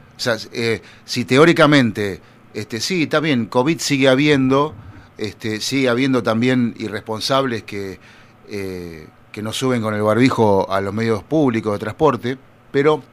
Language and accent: Spanish; Buenos Aires Province, Argentina; Yo soy bonaerense de, de alma y corazón